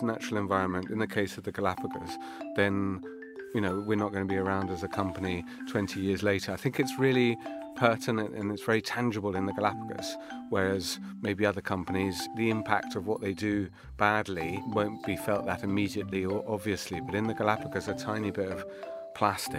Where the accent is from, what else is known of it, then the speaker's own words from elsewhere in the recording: London, United Kingdom; moved away as an adult; I grew up in Kew